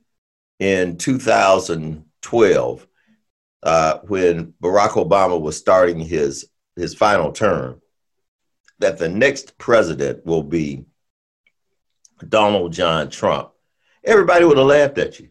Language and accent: English; United States; I'm an American